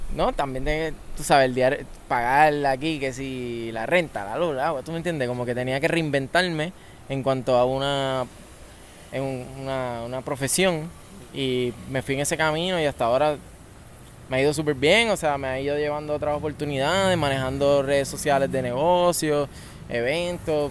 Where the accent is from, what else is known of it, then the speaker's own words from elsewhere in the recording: Mayagüez, Puerto Rico; me nací, nací criado en Mayagüez